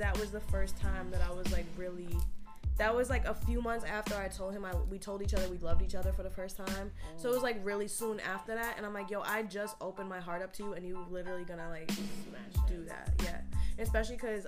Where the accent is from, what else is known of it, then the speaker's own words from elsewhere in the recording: Oneonta, New York, United States; I'm from Oneonta. I had a 607 number for years